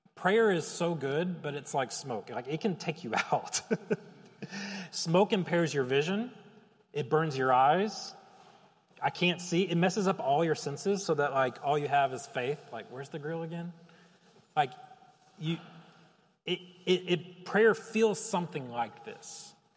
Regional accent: Chicago, Illinois, United States; I'm a Chicagoan

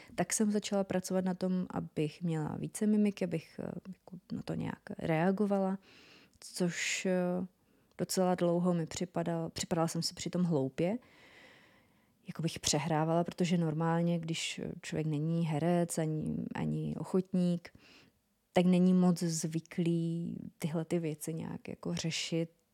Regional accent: North Moravia, Czechia; accent: North Moravian; ten můj severomoravský přízvuk

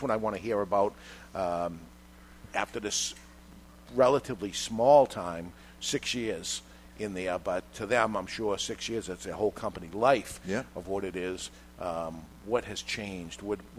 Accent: Boston, Massachusetts, United States; as a Red Sox fan or as a guy from Boston, I automatically say the Red Sox because this is where I'm from.

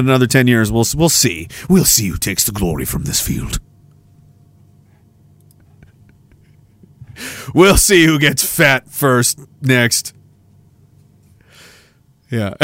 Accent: Canada; I'm from Canada

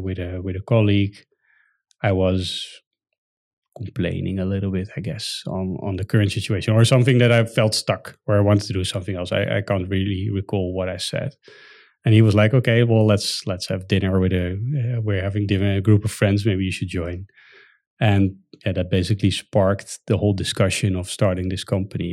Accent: Netherlands; As a Dutch citizen

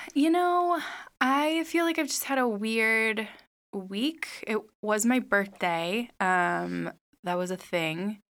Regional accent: Midwest, United States; now in Los Angeles, United States; we're from the Midwest

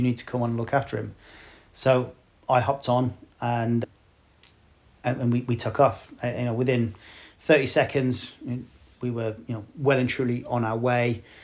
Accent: West Bromwich, West Midlands, United Kingdom; moved away; I am from West Bromwich originally.

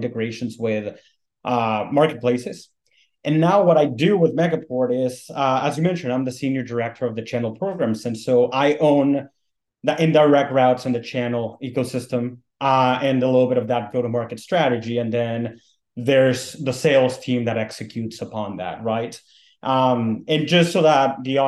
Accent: Mexico City, Mexico; moved away as an adult; also born or lived in North Carolina, United States; now in United States; I'm originally from Mexico City and I worked in telecom for a while

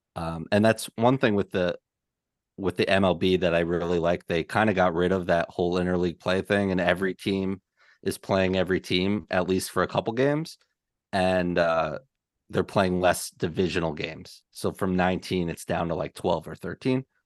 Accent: New York, United States; as much as a New Yorker as I am

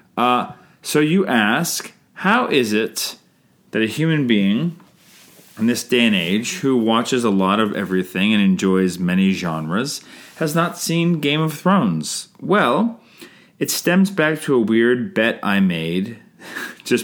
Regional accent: Canada; I'm Canadian filmmaker

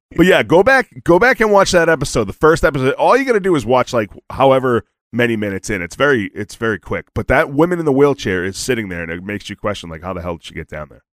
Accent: Boston, Massachusetts, United States; I'm from Boston

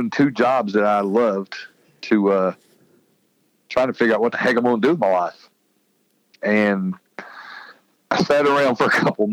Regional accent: West Virginia, United States; now in Charleston, United States; I got offered an anchor job in my home state of West Virginia

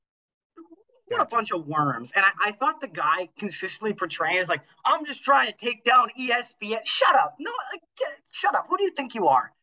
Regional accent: Canada; being a Canadian myself

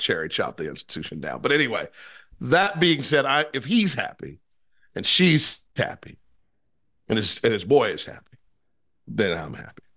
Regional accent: Ohio, United States; I'm from Ohio

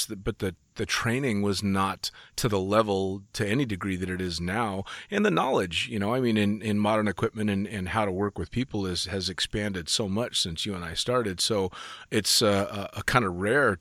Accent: Sacramento, California, United States; I was born and raised in the Bay Area. Sacramento specifically

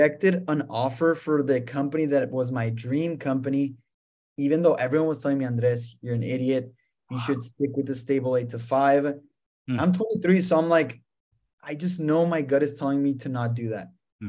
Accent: El Paso, Texas, United States; also born or lived in France; I was born in El Paso, Texas. My parents are from Mexico.

